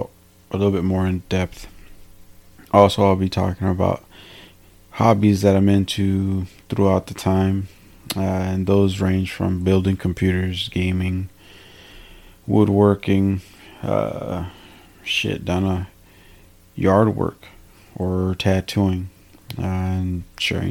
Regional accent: Salinas, California, United States; moved away; my hometown and how long I lived there and how it was living in Salinas, California

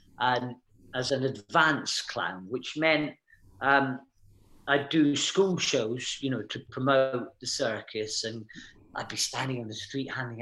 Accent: Aberdeen, Scotland, United Kingdom; moved away; I grew up in Aberdeen, up in Scotland

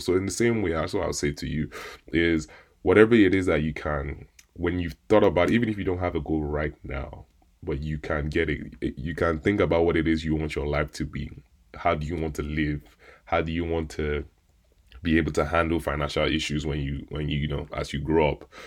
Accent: Nigeria; me being Nigerian

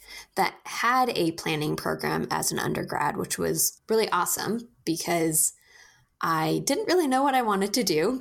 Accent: Portland, Oregon, United States; I am born and raised in Portland, Oregon

